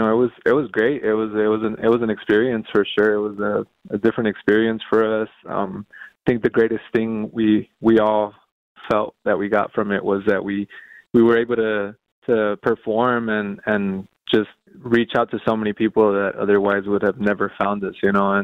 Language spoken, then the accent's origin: English; LA area, California, United States; All of us now in the band, the current members, were from all over the LA area, Long Beach, Orange County, the Valley, Sun Valley